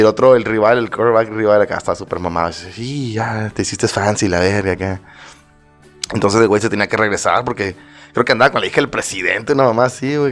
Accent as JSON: {"language": "Spanish", "region": "Mexico City", "country": "Mexico", "said": "somos chilangos"}